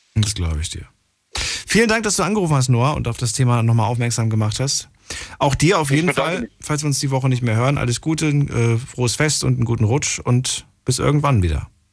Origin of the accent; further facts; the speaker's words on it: the East, eastern Germany, Germany; Ich komme auch aus dem Osten.